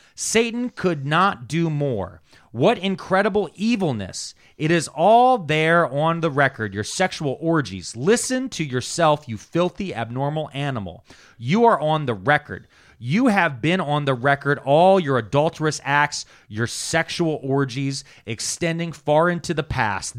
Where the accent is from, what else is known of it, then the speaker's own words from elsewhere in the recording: Delaware County, Pennsylvania, United States; I didn't grow up in Media, but I grew up in Delaware County